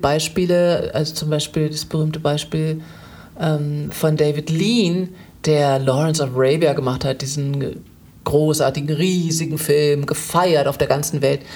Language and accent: German; Germany; ich äh, bin als Deutsche